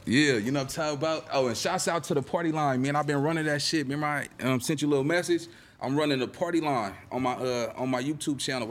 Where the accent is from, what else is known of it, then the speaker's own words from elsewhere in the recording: Los Angeles, California, United States; I'm from Little Egypt. I'm from the east side